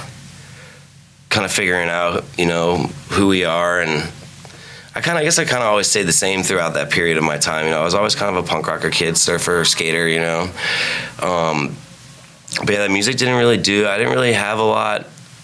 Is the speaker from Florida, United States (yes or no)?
yes; Tampa, Florida, United States; I grew up in Tampa.